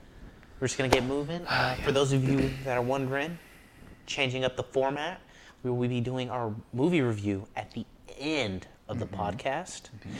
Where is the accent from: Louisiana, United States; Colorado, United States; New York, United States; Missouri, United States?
New York, United States; I'm from New York.